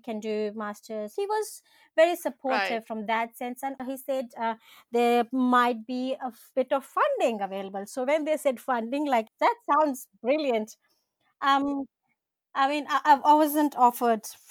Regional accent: India; moved away as an adult; now in New Zealand; as every Indian, I'm sure, has a few cousins in America

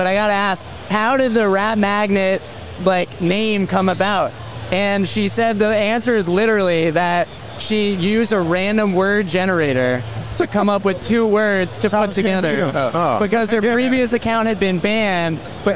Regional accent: Massachusetts, United States; I'm from Massachusetts

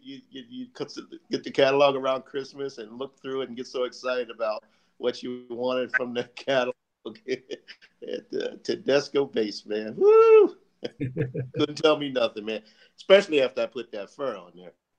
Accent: Philadelphia, Pennsylvania, United States; also born or lived in Alameda, California; I was actually born in Alameda, California. I was an Air Force baby, so we traveled around a lot. My family was originally from Philadelphia, so we came back home to Philly. And I grew up in Philly, in North Philadelphia

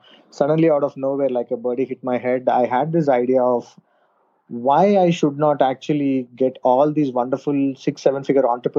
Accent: India; I'm a marketer from India.

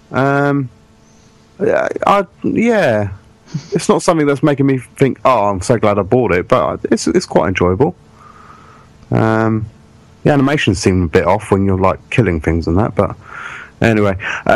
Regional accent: England, United Kingdom; we're from England

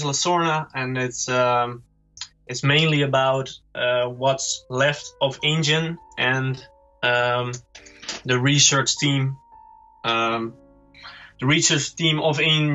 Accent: Netherlands; We're from the Netherlands

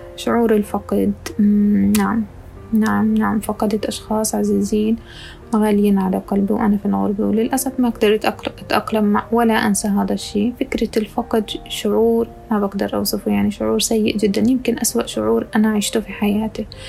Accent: Ramallah, West Bank, Palestine; moved away as an adult; also born or lived in Jerusalem; now in Dubai, United Arab Emirates; ولدت في القدس تربيت في رام الله

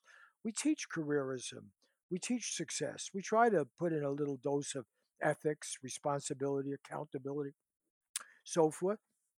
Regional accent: Bronx, New York, United States; now in Los Angeles, United States; I came from the Bronx, you know, to L.A. I've been through the public school systems, and I teach at a wealthy college now.

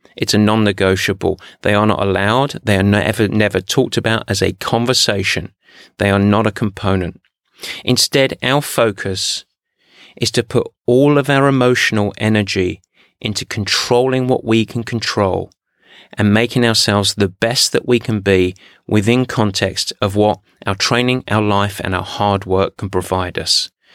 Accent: England, United Kingdom; especially as I'm English

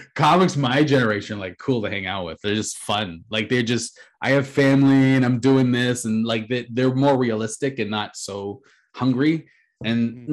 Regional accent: Canada; being a Canadian

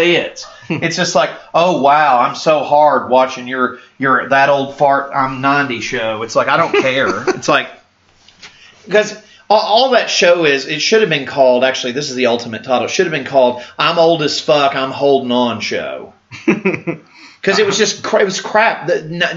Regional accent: Canada; I'm Canadian

